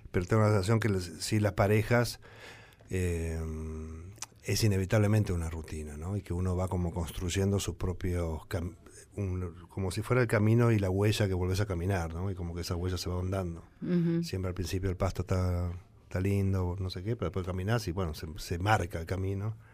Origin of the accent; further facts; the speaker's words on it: Tucumán, Argentina; yo soy de Tucumán